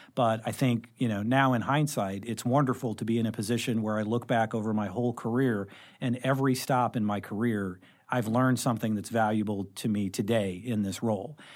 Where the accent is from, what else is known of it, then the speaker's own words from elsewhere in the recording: Carbondale, Illinois, United States; moved away as an adult; also born or lived in Saint Louis; I actually grew up in Southern Illinois. So I grew up in Carbondale